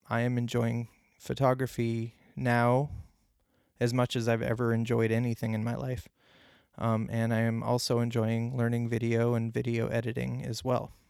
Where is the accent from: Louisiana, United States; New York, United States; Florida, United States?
New York, United States; Clarence; I grew up near Buffalo, New York, uh, in Clarence, New York, Clarence Center to be specific